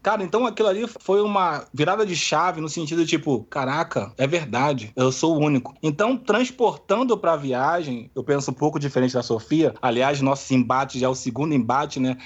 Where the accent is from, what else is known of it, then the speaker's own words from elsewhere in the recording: Brazil; eu sou do Brasil